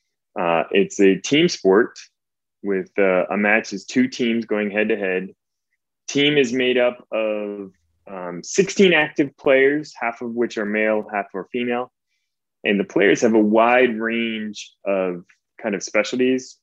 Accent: Philadelphia, Pennsylvania, United States; I am from Philadelphia

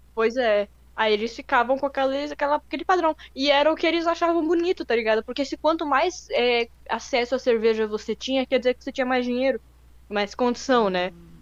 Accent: Brazil; a gente mora no Brasil, a gente cresceu na, no Brasil a vida inteira

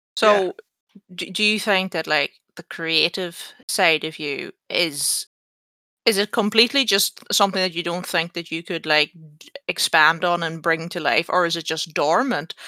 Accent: Ireland; I'm Irish.

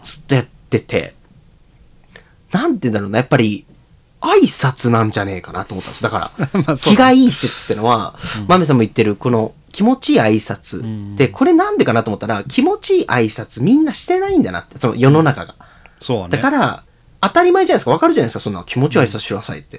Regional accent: Tokyo, Japan; moved away as an adult; now in Nagano, Japan; 東京で育って生まれて

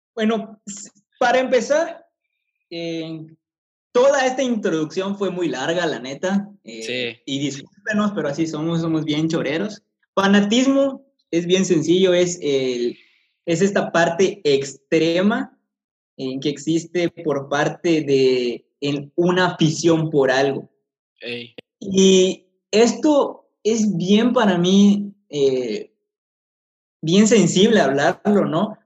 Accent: Mexico

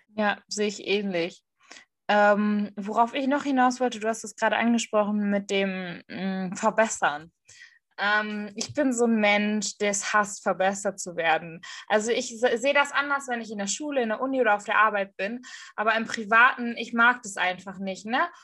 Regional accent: Ruhr area, North Rhine-Westphalia, Germany; accent: Ruhrpott; Ruhrpott kann ich halt auch reden

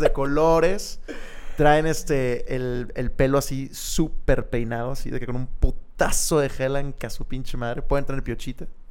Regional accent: Monterrey, Nuevo León, Mexico; quiénes somos los regios

